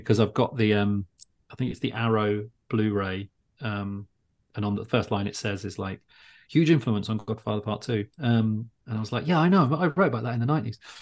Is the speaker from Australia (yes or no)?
no; Luton, East of England, United Kingdom; I grew up in Luton